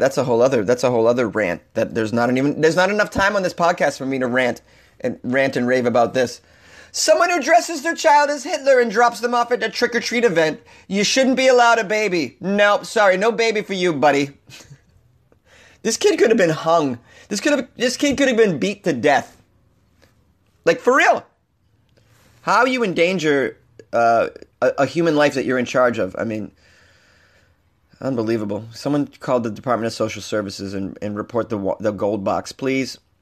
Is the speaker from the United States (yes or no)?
yes; Boston, Massachusetts, United States; moved away; I'm from Boston. We say that the F-bomb is everywhere